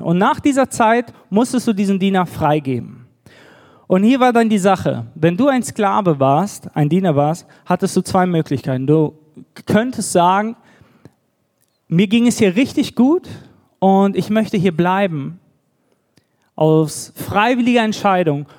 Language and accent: German; Düsseldorf, North Rhine-Westphalia, Germany; moved away as an adult; also born or lived in Bad Gandersheim; now in Nuremberg, Germany; wir kommen ursprünglich aus Düsseldorf, auch eine große Stadt.